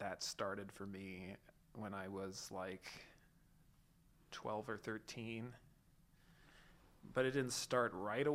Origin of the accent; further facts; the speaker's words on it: Southern California, United States; I grew up in Southern California